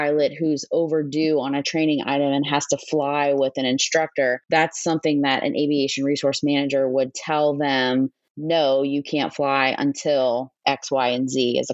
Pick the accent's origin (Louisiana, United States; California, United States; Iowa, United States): Louisiana, United States; New Orleans; moved away as an adult; also born or lived in Mountain Home Air Force Base, Idaho; I was born and raised in New Orleans, Louisiana.